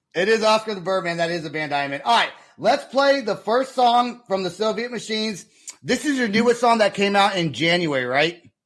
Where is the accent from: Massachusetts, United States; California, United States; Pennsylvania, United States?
California, United States; Vacaville; my hometown